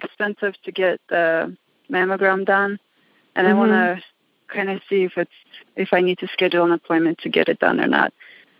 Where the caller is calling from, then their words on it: Reno, Nevada, United States; I'm calling from Reno, Nevada.